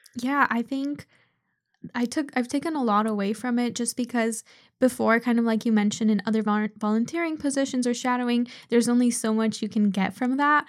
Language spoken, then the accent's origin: English; Seattle, Washington, United States; I was born in Seattle, but my parents both immigrated from Poland